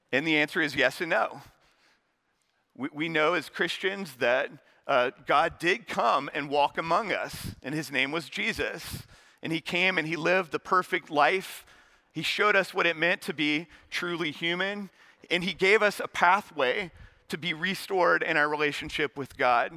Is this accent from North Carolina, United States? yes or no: yes; Charlotte, North Carolina, United States; also born or lived in West Point; I'm from Charlotte